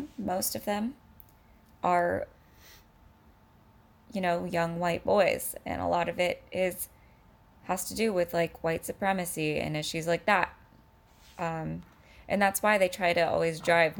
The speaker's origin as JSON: {"language": "English", "region": "California", "country": "United States", "said": "I'm a Californian"}